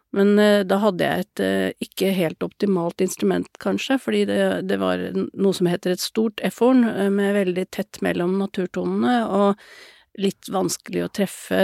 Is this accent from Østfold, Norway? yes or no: no; Lillehammer, Innlandet, Norway; moved away as an adult; now in Oslo, Norway; Jeg kommer opprinnelig fra Lillehammer, men flytta derfra da jeg var 19 år.